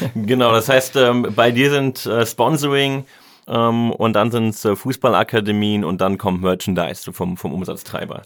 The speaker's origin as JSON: {"language": "German", "town": "Cologne", "region": "North Rhine-Westphalia", "country": "Germany", "said": "als Kölner"}